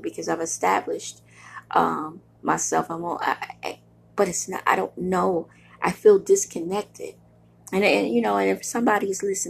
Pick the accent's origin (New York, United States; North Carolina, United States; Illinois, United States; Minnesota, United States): New York, United States; New York City; now in Buffalo, United States; I am a girl from Brooklyn, New York. I love Brooklyn